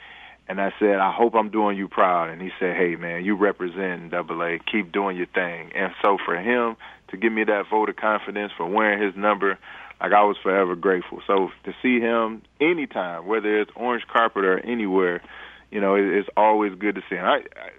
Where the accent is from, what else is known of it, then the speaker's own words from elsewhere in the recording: Detroit, Michigan, United States; And they're just basically what I observed growing up in Detroit.